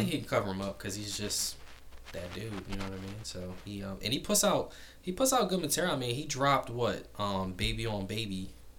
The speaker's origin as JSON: {"language": "English", "region": "New Jersey", "country": "United States", "tie": "born or raised there", "said": "all my family is from Carolina, so I'm the only, me and my mom the only ones that are from, born and raised in North Jersey"}